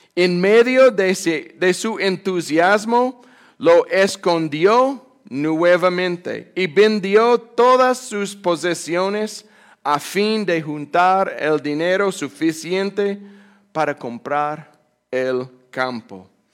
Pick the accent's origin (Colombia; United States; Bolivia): United States; Amarillo, Texas; born or raised there; Spanish is a second language; moved away as an adult; also born or lived in Fort Worth, Texas / Germany / Spain; now in Panama